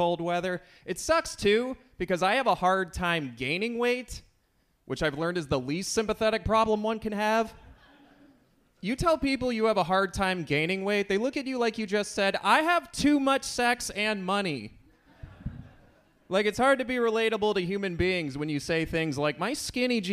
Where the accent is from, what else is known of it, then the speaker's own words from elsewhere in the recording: Lansing, Michigan, United States; I'm from Lansing.